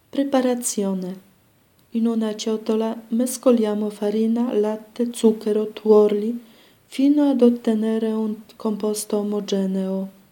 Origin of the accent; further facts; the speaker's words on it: Poland; moved away; sono polacca